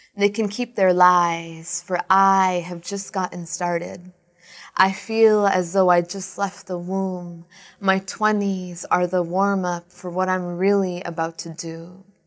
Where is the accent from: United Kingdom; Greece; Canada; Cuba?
Canada; Brampton, Ontario; Brampton's my hometown